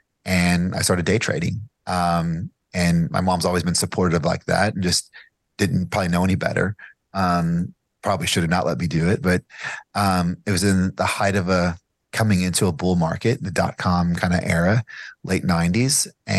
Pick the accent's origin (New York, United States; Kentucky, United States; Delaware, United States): Kentucky, United States; Bardstown; now in Lexington, United States; I live in Lexington, Kentucky now. I grew up in Bargetown, Kentucky, which is the home of the bourbon capital